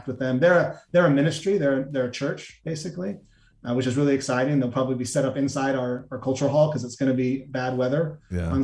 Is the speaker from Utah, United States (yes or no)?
yes; Spanish Fork, Utah, United States; I grew up in Spanish Fork.